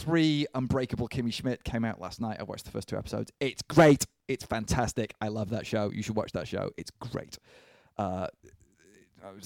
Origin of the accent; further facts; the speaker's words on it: South East England, United Kingdom; I'm from Surrey.